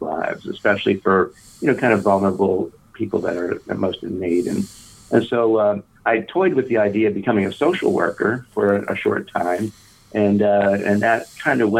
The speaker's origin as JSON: {"language": "English", "region": "Pennsylvania", "country": "United States", "tie": "born or raised there", "said": "I was born and raised in Pennsylvania Dutch country in southeast Pennsylvania"}